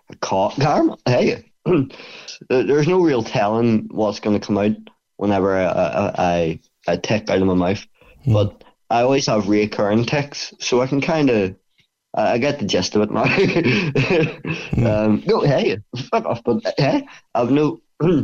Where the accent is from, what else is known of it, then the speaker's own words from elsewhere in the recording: Bangor, Northern Ireland, United Kingdom; it's in my hometown, and it's the only gym in Bangor for MMA.